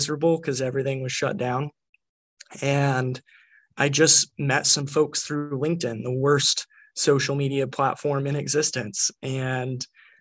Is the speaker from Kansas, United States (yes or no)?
yes; Newton, Kansas, United States; moved away as an adult; also born or lived in New York / Somerville, Massachusetts; now in Massachusetts, United States; I grew up here in Newton, Kansas, I was raised by a single mom in a trailer park